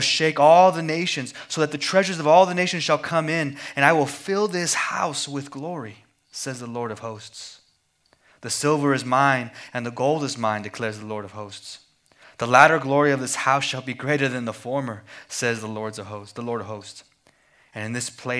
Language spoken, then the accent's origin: English; Amarillo, Texas, United States; moved away as an adult; also born or lived in Philadelphia; I was born and raised in Amarillo, Texas, but moved to Philadelphia to go to seminary